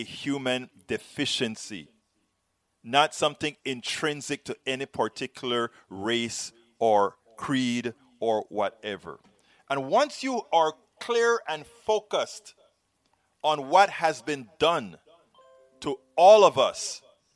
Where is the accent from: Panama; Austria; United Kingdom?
Panama; now in United States; I'm from Panama